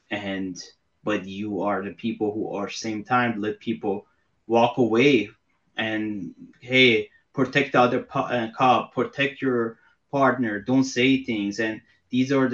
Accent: Iran; now in United States; I'm from Iran

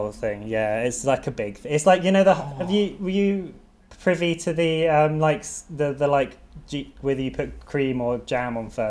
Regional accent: Devon, South West England, United Kingdom; I'm from Devon.

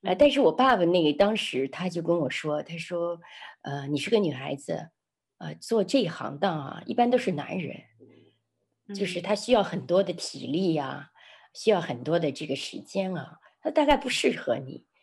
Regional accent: Xi'an, Shaanxi, China; moved away; also born or lived in Changsha; 从长沙回到，呃，回到西安，我的家乡

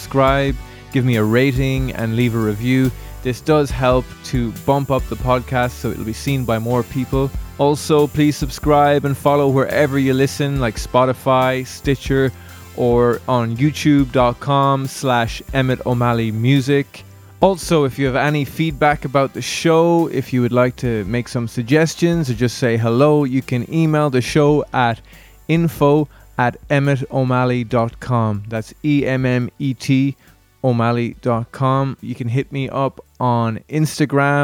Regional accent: County Galway, Connacht, Ireland; I'm from County Galway myself

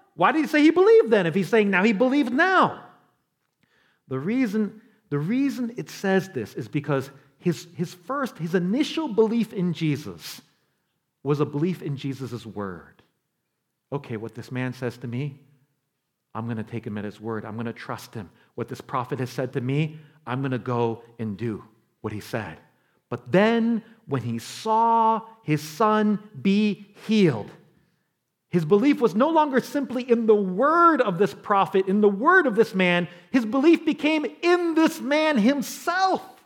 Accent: New York City, New York, United States; I'm from New York. I was born in the Bronx

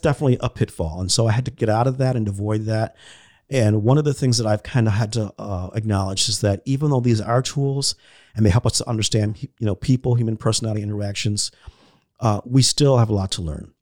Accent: United States; as American Christians

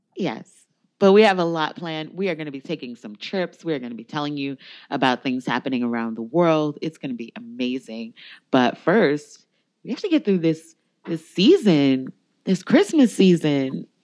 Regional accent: United States; I'm an American

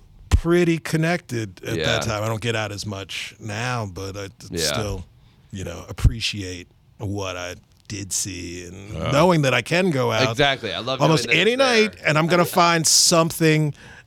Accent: Virginia, United States; moved away as an adult; also born or lived in Alexandria, Virginia; now in Athens, United States; Happy to be from Virginia. Love it. Love to go back and visit.

